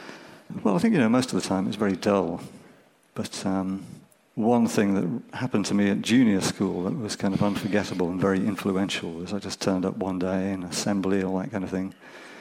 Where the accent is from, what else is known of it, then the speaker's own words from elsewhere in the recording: Birmingham, West Midlands, United Kingdom; now in Cornwall, United Kingdom; how great it was growing up in Birmingham, this rich cultural mix of music all around, all the time. And it wasn't like that when I was growing up in Hodge Hill.